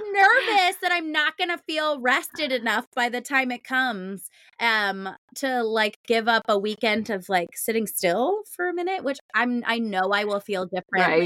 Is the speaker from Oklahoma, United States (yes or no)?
no; St. Louis, Missouri, United States; I come from St. Louis.